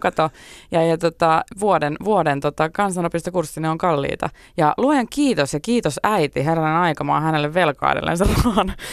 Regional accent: Tampere, Pirkanmaa, Finland; moved away as an adult; 21 vuotta ehdin asua niin. Tampereella. Ää, ja tota, se on edelleen rakas kotikaupunki

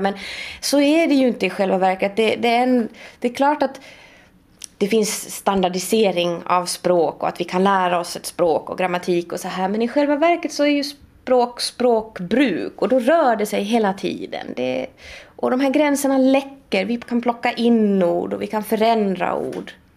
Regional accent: Sweden; first language Swedish; moved away; jag kommer från Sverige och jag har läst litteraturhistoria i Sverige

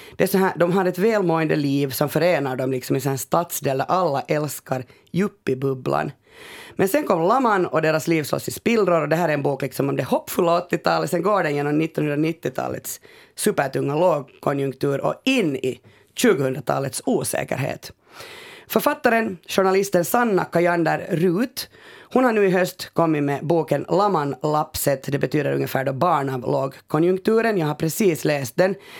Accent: Finland; vi är finlandssvenskar

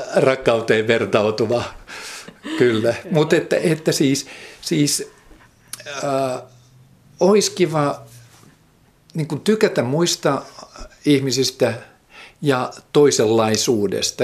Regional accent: Finland; moved away; also born or lived in Benin

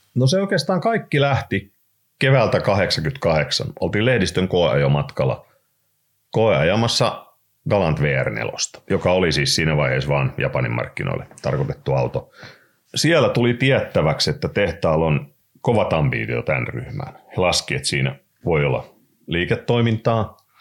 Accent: Raisio, Southwest Finland, Finland; also born or lived in United States; me tultiin sieltä Jenkeistä takaisin sitten Raisioon siinä 60-luvun puolivälissä

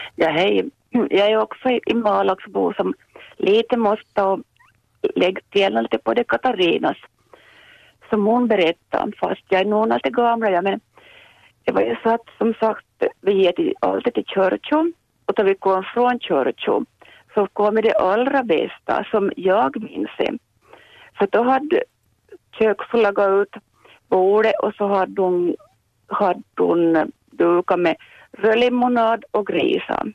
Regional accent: Vaasa, Ostrobothnia, Finland; now in Jakobstad, Finland; jag har vuxit upp i Vasa

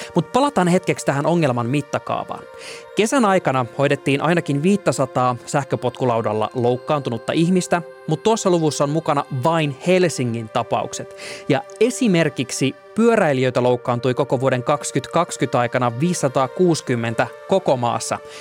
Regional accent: Oulu, North Ostrobothnia, Finland; moved away as an adult; also born or lived in Tampere; Mä oon Oulusta kotoisin, missä mä olin tottunut pyöräilemään kaikki kaikkialle

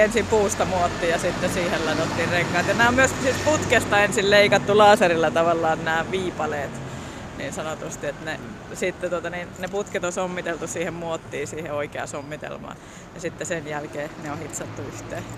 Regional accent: northern Finland, Finland; me itse ollaan pohjoissuomalaisia

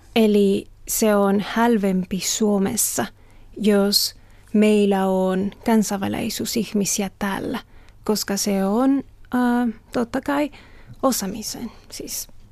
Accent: Mexico; Finnish is a second language; now in Finland; olen Meksikosta

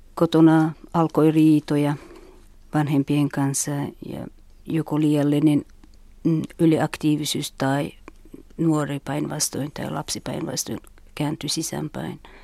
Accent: Uzbekistan; Finnish is a second language; now in Finland; mä olen Uzbekistanista ja tulin Suomen vuonna 1998 eli 15 vuotta

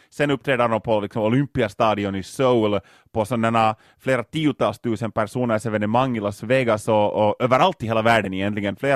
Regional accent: Lapinjärvi, Uusimaa, Finland; Inte så många fanns det inte faktiskt hemma i Lappträsk.

